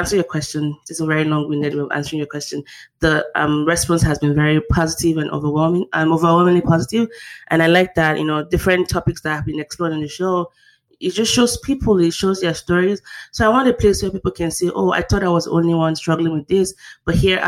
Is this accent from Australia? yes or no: no; Nigeria; moved away as an adult; now in United States; I describe myself, the host, as a Nigerian-born, US-educated, Korean-speaking, struggling intellectual.